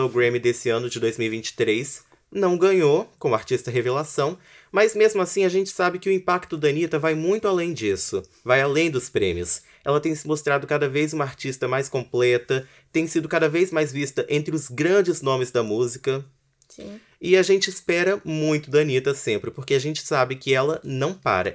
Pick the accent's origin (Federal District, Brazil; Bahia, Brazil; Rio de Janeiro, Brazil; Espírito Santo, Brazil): Espírito Santo, Brazil